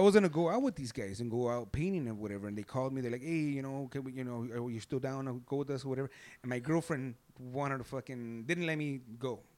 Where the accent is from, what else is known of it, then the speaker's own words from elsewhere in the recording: Los Angeles, California, United States; L A, born and raised in East L